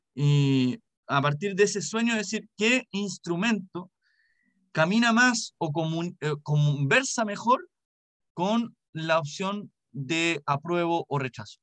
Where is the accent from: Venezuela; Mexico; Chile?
Chile; como chilena y chileno